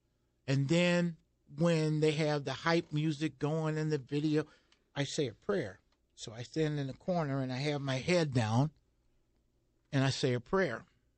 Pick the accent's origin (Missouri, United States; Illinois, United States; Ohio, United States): Missouri, United States; St. Louis area; born or raised there